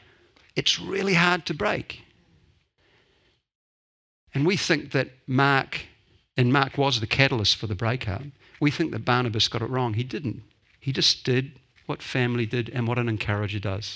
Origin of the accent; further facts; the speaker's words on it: Dunedin, Otago, New Zealand; I grew up in Dunedin, the center of the universe, until I was 18